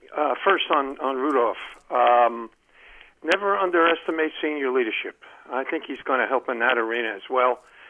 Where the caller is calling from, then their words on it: Columbia, Maryland, United States; Hey, Len from Columbia, Maryland.